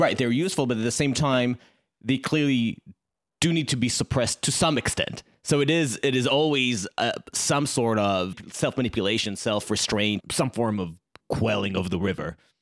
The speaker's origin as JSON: {"language": "English", "country": "Israel", "tie": "born or raised there", "said": "I grew up in Israel"}